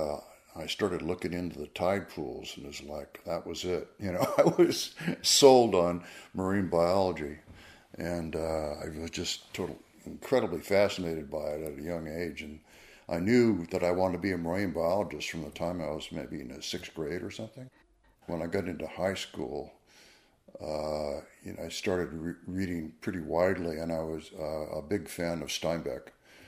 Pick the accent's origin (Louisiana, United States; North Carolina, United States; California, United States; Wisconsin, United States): California, United States; Danville; also born or lived in San Jose, California / Port Phillip Bay, Australia; I was raised in San Jose and then in Danville, which is in the East Bay